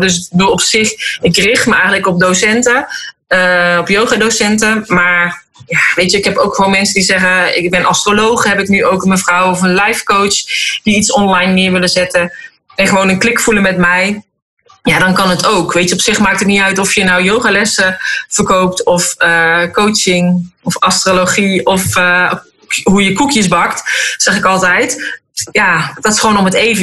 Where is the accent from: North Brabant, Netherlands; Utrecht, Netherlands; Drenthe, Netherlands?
North Brabant, Netherlands; moved away; ik kom oorspronkelijk uit Brabant